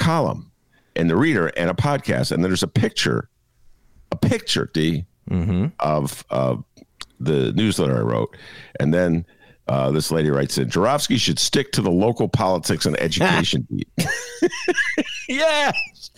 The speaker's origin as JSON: {"language": "English", "town": "Bridgeport", "region": "Illinois", "country": "United States", "said": "I'm from Bridgeport and not surprised that someone in their 30s from the burbs or out of state doesn't know who the Notorious Dailies were."}